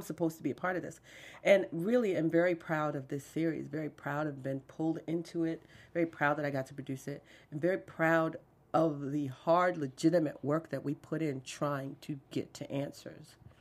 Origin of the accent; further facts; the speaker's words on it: Fort Lauderdale, Florida, United States; growing up in Fort Lauderdale